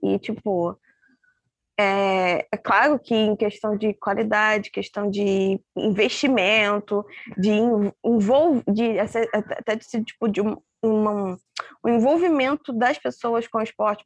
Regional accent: Brazil; a gente, como brasileiras

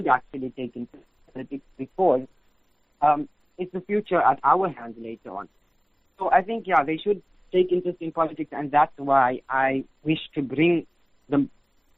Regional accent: Standerton, Mpumalanga, South Africa; also born or lived in Johannesburg / Isipingo, Durban; now in Amanzimtoti, South Africa; I was born in Johannesburg, and I grew up in a place called Standerton in Mpumalanga

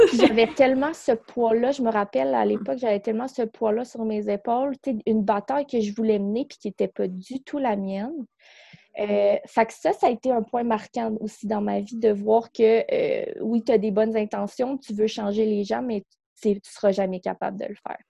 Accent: Quebec City, Quebec, Canada; moved away as an adult; now in North Shore of Montreal, Canada; on vient de Québec. On est déménagé ici euh, dans, sur la rive nord de Montréal

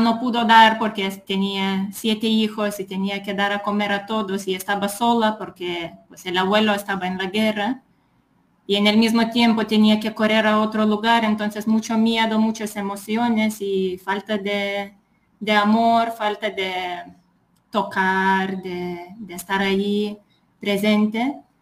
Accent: Lithuania; Spanish is a second language; moved away; Pues soy de Lituania

